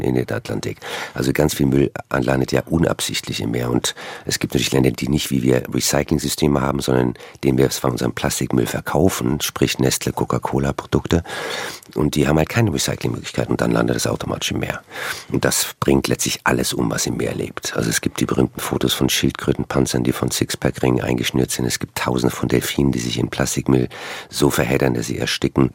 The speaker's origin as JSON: {"language": "German", "town": "Frankfurt", "region": "Hesse", "country": "Germany", "also_born_or_lived": "Cologne, Germany / West Coast, United States", "moved": "yes", "lives_now": "United States", "said": "ich bin ja aus Frankfurt, also eher eine Landratte, habe dann aber sehr lange in Köln gelebt"}